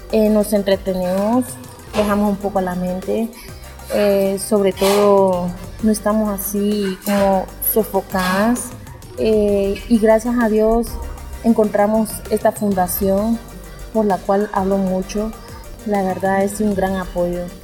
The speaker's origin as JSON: {"language": "Spanish", "country": "Honduras", "moved": "as an adult", "lives_now": "Chiapas, Mexico", "said": "soy de Honduras y tengo 23 años"}